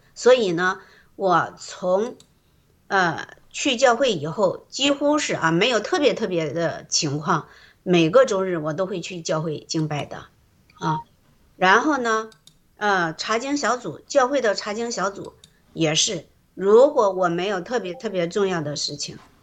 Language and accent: Chinese; China; moved away as an adult; now in Canada; 我们在中国那个环境里